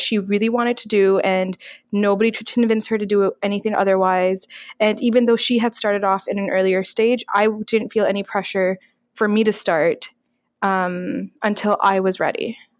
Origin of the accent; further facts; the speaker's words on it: Canada; I'm a Pakistani hijab wearing Muslim, Canadian